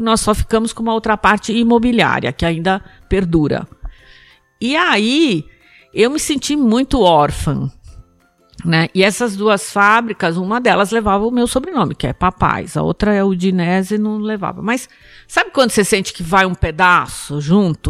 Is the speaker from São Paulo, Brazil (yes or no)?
yes; São Paulo, Brazil; born or raised there